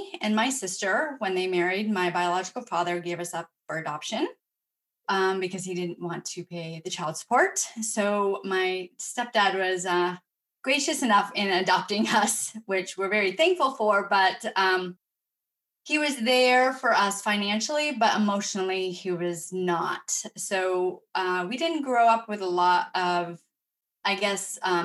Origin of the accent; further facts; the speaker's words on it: Vermont, United States; I grew up in Vermont in a big family.